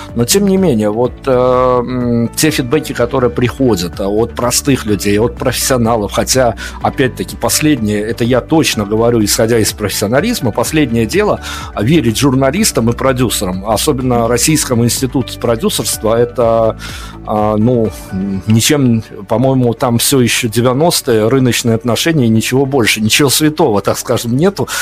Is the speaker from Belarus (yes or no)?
yes; Belarus; На примере Беларуси все-таки мы белорусы